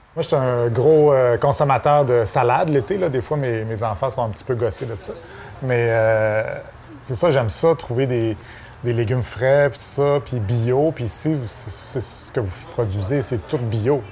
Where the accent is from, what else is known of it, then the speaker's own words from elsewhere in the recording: Saint-Fulgence, Quebec, Canada; also born or lived in Chicoutimi; je suis né à Saint-Fulgent, j'habitais à Chicoutimi